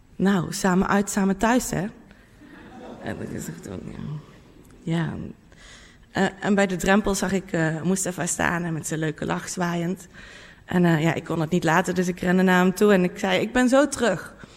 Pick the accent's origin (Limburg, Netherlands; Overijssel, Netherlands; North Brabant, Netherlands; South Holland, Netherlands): North Brabant, Netherlands; in mijn eigen dorp waar ik vandaan kom in Brabant